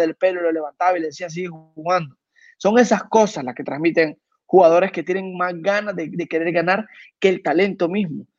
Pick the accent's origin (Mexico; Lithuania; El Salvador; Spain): El Salvador; En mi país